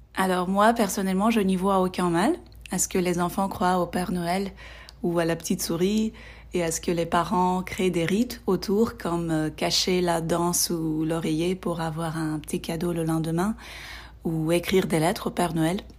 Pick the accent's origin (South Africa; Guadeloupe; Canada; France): South Africa; French is a second language; je viens d'Afrique du Sud